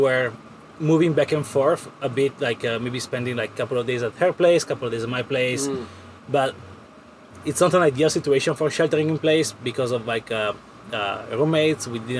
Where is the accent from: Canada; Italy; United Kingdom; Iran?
Italy; moved away as an adult; also born or lived in California; I'm originally from Italy. I moved to California in 2016. And so I was living in California for like 5-6 years